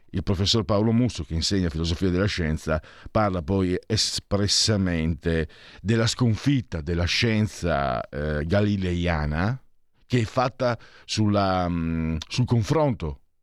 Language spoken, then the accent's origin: Italian; half Venetian and half Friulian, Triveneto, Italy; io sono mezzo veneto e mezzo friulano